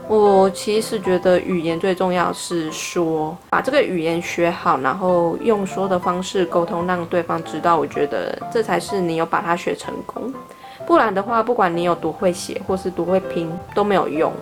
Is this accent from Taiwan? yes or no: yes; Taipei, Taiwan; 我说我是从台湾来的，然后她就说台湾的哪里，我说台北